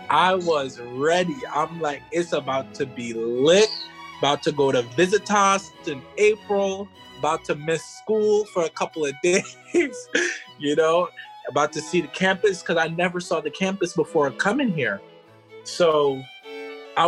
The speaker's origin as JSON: {"language": "English", "town": "Hempstead", "region": "New York", "country": "United States", "said": "I'm from Hempstead, New York"}